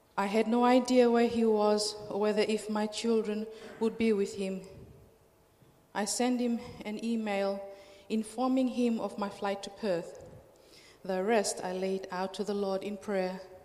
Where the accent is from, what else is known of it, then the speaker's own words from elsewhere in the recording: Fiji; moved away as an adult; now in Australia; I'm from Fiji, um, Fiji Islands